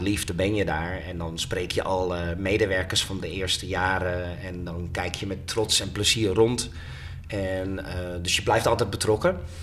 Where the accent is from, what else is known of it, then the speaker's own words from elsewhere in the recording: Haarlem, North Holland, Netherlands; mijn geboortestad Haarlem